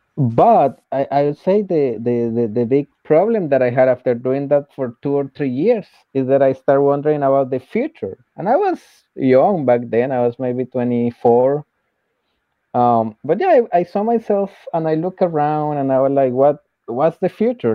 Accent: Colombia; moved away as an adult; I was working uh, as a teacher in colombia because I'm from Colombia

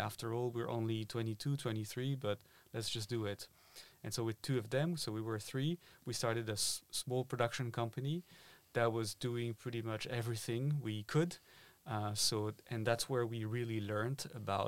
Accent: Paris, Île-de-France, France; moved away as an adult; now in Berlin, Germany; I am originally from Paris in France. I was born and raised there, and I've been living in Berlin for about 6 or 7 years now.

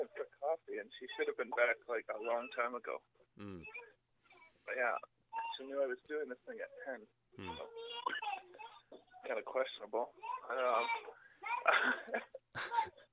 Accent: Ontario, Canada; We're from Ontario

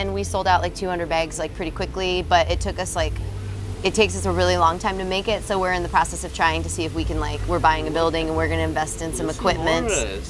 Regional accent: Illinois, United States; moved away as an adult; also born or lived in Iowa; now in Wisconsin, United States; I grew up in Illinois

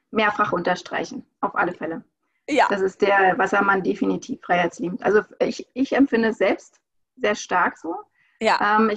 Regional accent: Berlin, Germany; ich bin da geboren, ich bin in Ostberlin geboren und ich habe ähm, na, eigentlich äh, eine sehr, sehr schöne Kindheit gehabt.

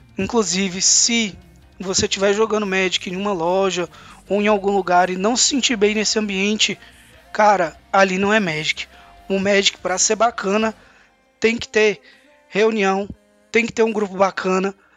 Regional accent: Brasília, Federal District, Brazil; moved away as an adult; also born or lived in Palmas; Eu saí de Brasília com 19 anos de idade e fui fazer faculdade em Palmas

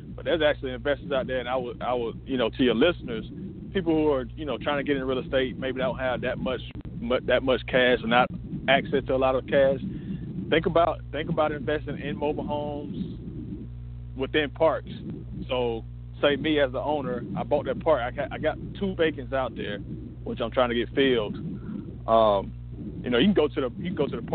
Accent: Washington County, Middle Georgia, United States; I also own an RV park back in my hometown in Washington County.

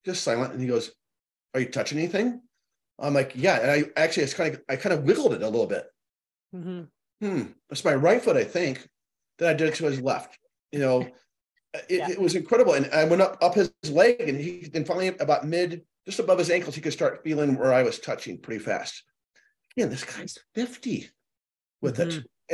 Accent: Chicago, Illinois, United States; moved away; I was born and raised in Chicago, mm-hmm, for a few years

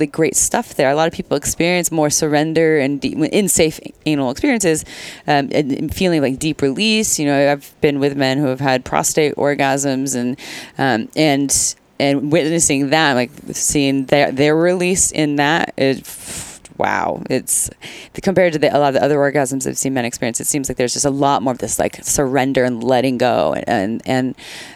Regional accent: Santa Cruz, California, United States; I'm from Santa Cruz. I'm from Santa Cruz

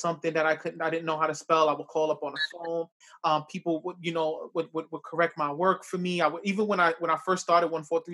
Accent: New York City, New York, United States; now in Yonkers, United States; I grew up in the South Bronx as well, too

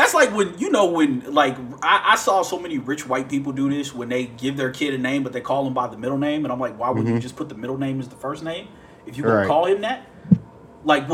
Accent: Ohio, United States; moved away as an adult; also born or lived in Birmingham, Alabama; I'm going from Ohio to Birmingham

